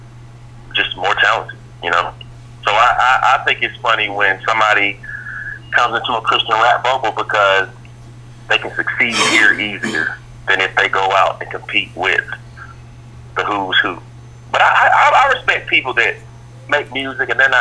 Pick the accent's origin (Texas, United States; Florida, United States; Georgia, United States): Georgia, United States; Atlanta; I'm from Atlanta.